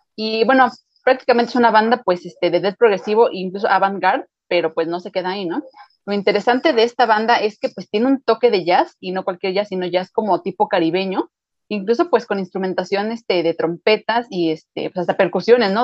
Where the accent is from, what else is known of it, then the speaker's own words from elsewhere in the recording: Mexico; somos mexicanos